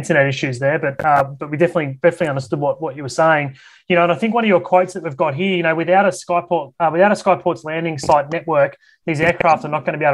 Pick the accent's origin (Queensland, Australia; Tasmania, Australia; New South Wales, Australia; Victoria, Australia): Queensland, Australia; Brisbane; my hometown here in Brisbane